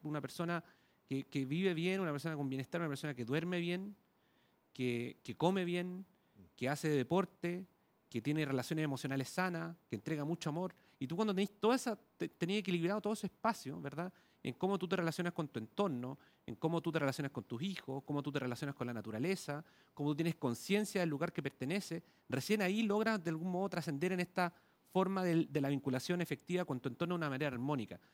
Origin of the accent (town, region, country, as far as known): Chile